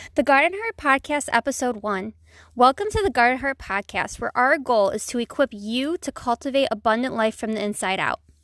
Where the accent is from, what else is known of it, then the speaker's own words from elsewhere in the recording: Buffalo, New York, United States; I was born and raised in Buffalo, New York, and I still live here.